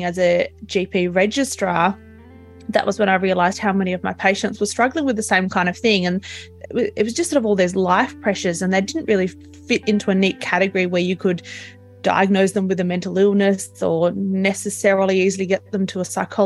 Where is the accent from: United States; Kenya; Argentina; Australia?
Australia; Tasmania; I'm from Australia, I'm from Tasmania, so the island right down the bottom.